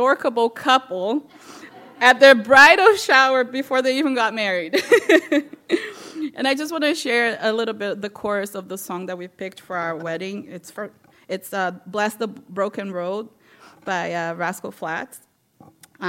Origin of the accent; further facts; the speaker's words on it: Brazil; moved away as an adult; now in United States; I'm from Brazil, and I came here when I was 20